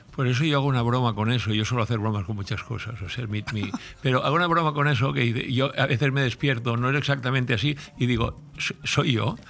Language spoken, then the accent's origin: Spanish; Altea, Valencian Community, Spain